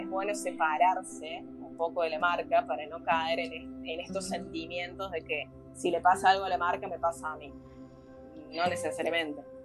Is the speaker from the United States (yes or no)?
no; Argentina; moved away as an adult; now in Barcelona, Spain; soy argentina, pero actualmente vivo en Barcelona. Dejé todo allá en mi provincia y me vine aquí